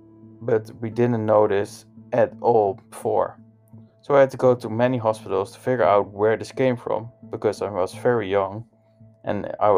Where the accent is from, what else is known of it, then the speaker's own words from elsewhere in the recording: Hoogeveen, Drenthe, Netherlands; When I was 7 years old, I went to the cycling club in my hometown, Hoogeveen.